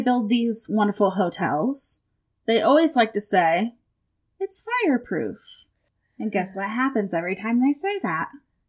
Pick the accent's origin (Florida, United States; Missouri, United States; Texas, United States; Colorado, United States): Florida, United States; moved away; I was born in Florida, of course.